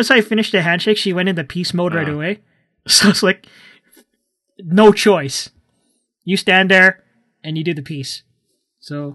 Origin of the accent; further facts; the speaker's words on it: Canada; where are you from? Well, of course, I said Canada